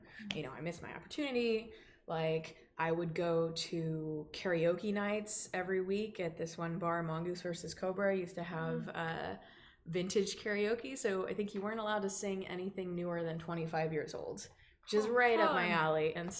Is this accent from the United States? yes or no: yes; Dallas, Texas, United States; And back home, because I'm from Dallas area originally, I used to do like coffee shop kind of stuff.